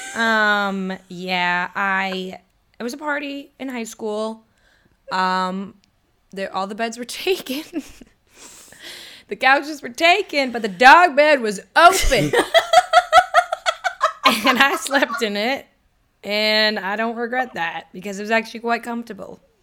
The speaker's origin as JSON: {"language": "English", "town": "Boston", "region": "Massachusetts", "country": "United States", "tie": "born or raised there", "said": "my hometown that would be in like Southie Boston"}